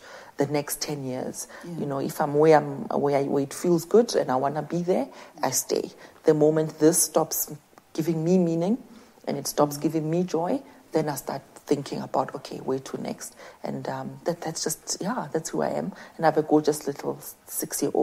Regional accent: QwaQwa, Free State, South Africa; It did begin in the dusty streets of Kwakwa

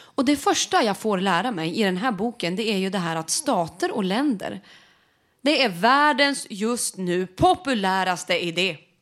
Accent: Sweden; vi som vita medelklass svenskar

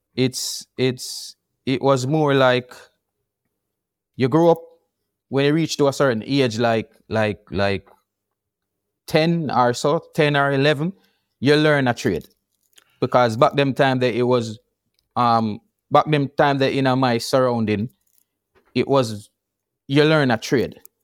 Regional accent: Kingston, Jamaica; also born or lived in Portland, Jamaica; moved to, um, Kingston from Portland at one year old

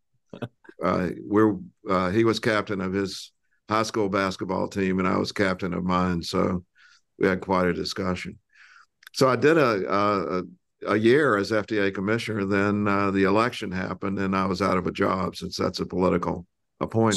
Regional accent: South Carolina, United States; I grew up in South Carolina

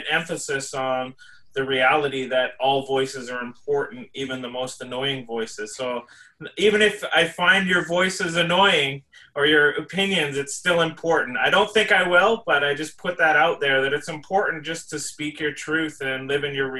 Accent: Canada; we are working through and living through as Indian people, as Indigenous people in Canada

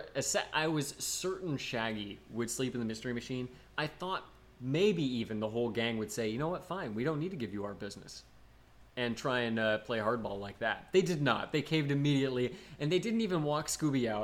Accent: United States; now in St. Louis Park, United States; I hail from America

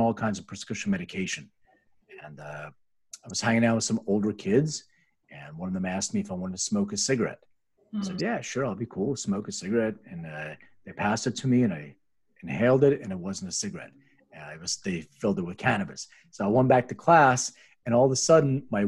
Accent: Philadelphia, Pennsylvania, United States; moved away as an adult; also born or lived in Lithuania; now in Los Angeles, United States; I was actually born in Lithuania. And I'm immigrated when I was 6 years old and grew up in Philadelphia

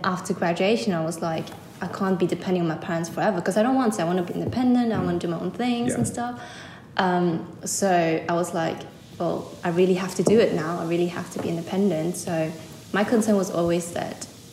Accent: Germany; moved away as an adult; now in London, United Kingdom; I come from Germany, and then I came here to study in London for my undergrad

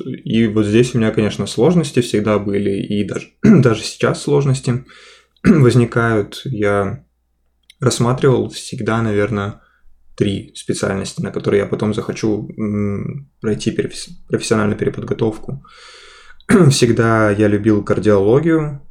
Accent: Khabarovsk, Khabarovsk Krai, Russia; moved away as an adult; now in Saint Petersburg, Russia; я из Хабаровска, на Дальнем Востоке

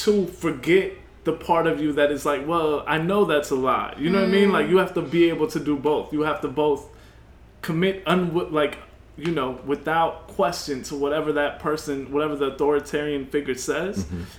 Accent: New York, United States; I was born and raised in New York

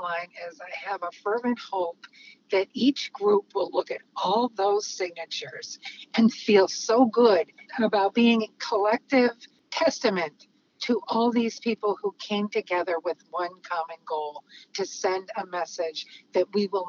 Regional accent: Chicago, Illinois, United States; moved away; also born or lived in California; I spent a good bit of my life down in California. And what I witnessed after growing up in Chicago was so different.

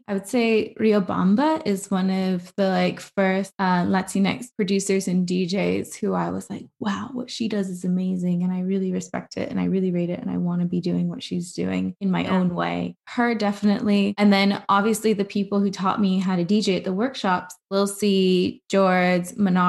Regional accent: Pakistan; that's not to say that I don't have a great relationship to my culture as like a Pakistani person in terms of the music I listen to there

